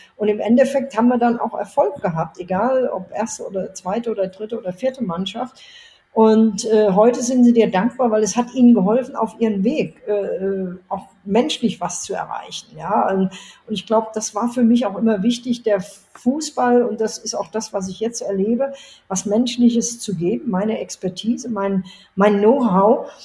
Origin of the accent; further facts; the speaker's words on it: Germany; moved away as an adult; now in Riyadh, Saudi Arabia; als Deutsche